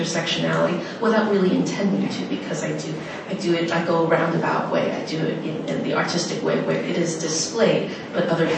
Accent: New York City, New York, United States; also born or lived in Thailand; growing up in the Bronx, I didn't identify, I definitely don't identify as Asian American. I said this earlier, I identify as a Cambodian from the Bronx, a Khmer New Yorker

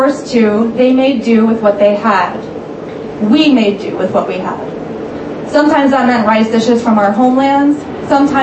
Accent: New York City, New York, United States; growing up in Queens, we didn't go to dumpling houses in Flushing or on Queens Boulevard

